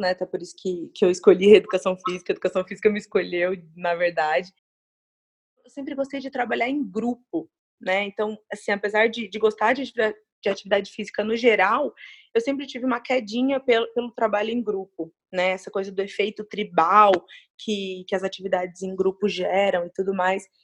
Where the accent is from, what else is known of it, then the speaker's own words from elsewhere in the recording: Uberlândia, Minas Gerais, Brazil; eu nasci em Uberlândia, Minas Gerais, sou mineira, apesar de ter morado muito pouco tempo lá.